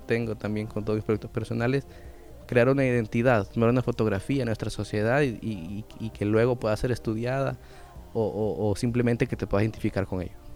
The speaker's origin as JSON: {"language": "Spanish", "country": "El Salvador", "said": "una identidad como salvadoreños, que a mi fecha, a mis 26 años, todavía no sé cuál exactamente es esa"}